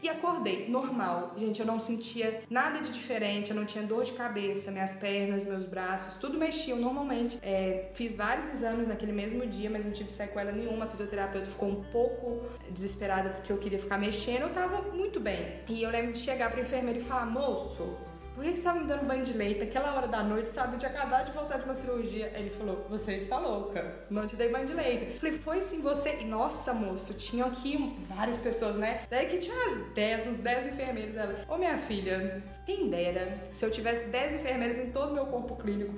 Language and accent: Portuguese; Tiradentes, Minas Gerais, Brazil; moved away as an adult; now in Belo Horizonte, Brazil; moro em BH, mas não sou de BH moro aqui há seis anos, sou de Tiradentes